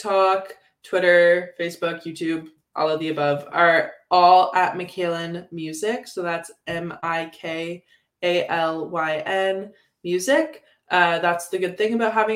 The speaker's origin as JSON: {"language": "English", "town": "Guelph", "region": "Ontario", "country": "Canada", "tie": "born or raised there", "lives_now": "London, Canada", "said": "I grew up in Guelph, which is very folk-oriented"}